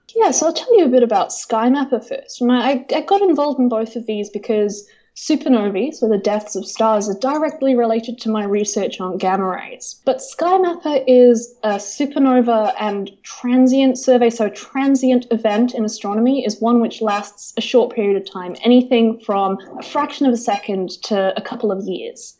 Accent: Northumberland, North East England, United Kingdom; also born or lived in New Zealand; now in Canberra, Australia; I was born in a county called Northumberland, which is in the very far north of England

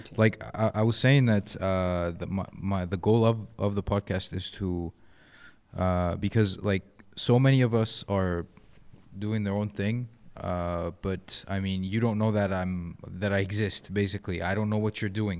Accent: Egypt; also born or lived in Canada; being Egyptian

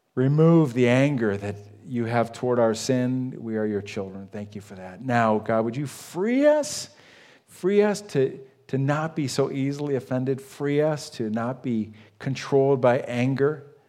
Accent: United States; I grew up on Lake Erie

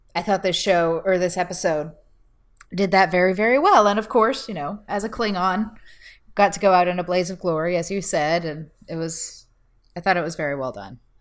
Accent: Texas, United States; As a Texan

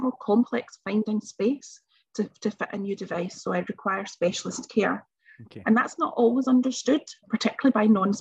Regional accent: Bellshill, Scotland, United Kingdom; also born or lived in Glasgow; When I was born, back in 1978, a while ago now, I basically wouldn't have survived. And I was taken from Bells Hill Hospital to York Hill Hospital in Glasgow

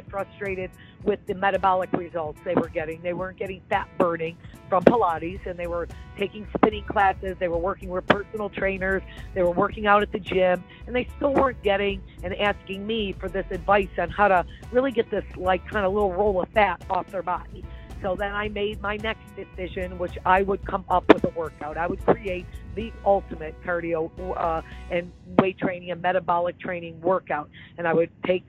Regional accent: Niagara Falls, New York, United States; moved away as an adult; also born or lived in Buffalo, New York / Miami, Florida; now in Florida, United States; I grew up in Niagara Falls, New York, and my bachelor and master's degree are from the State University of New York at Buffalo

